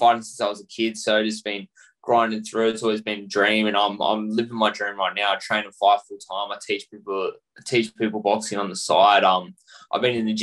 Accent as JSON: {"language": "English", "country": "Australia", "tie": "born or raised there", "said": "I'm Australian born and bred, born and raised here, and I'm Aussie at heart."}